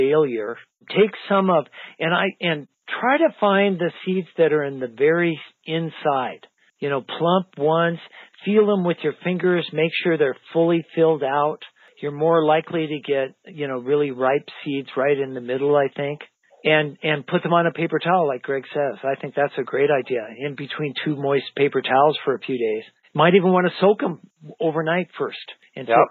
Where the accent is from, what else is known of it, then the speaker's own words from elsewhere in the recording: Idaho, United States; I grew up in Idaho in the high mountains